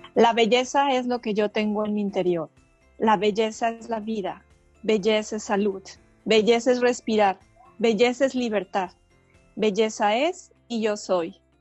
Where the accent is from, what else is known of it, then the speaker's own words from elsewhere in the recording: Mexico; de México